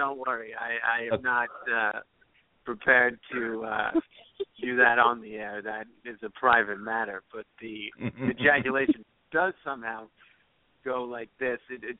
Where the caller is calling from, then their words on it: New Jersey, United States; I'm calling from New Jersey.